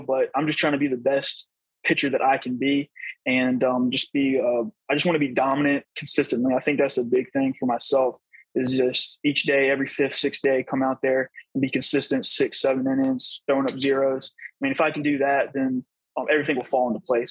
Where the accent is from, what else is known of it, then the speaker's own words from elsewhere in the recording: Virginia, United States; I grew up in Virginia